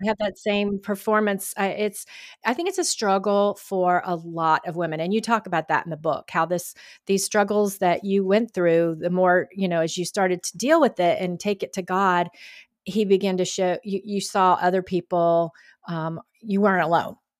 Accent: Georgia, United States; now in Texas, United States; I was raised in Georgia and grew up going to the Friday Night Lights

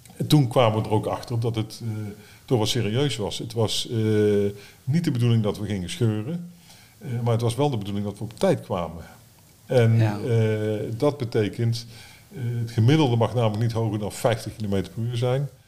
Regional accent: Breda, North Brabant, Netherlands; moved away; toen wij in Breda woonden

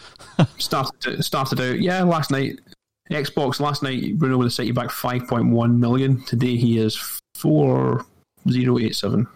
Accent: Scotland, United Kingdom; I'm from Scotland.

